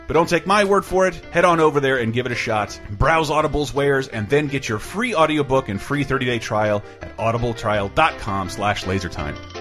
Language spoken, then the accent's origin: English; Florida, United States; also born or lived in Great Neck, Long Island, New York; my parents for moving to Florida, uh, moving to Florida from New York because I wanted to grow up mm. in New York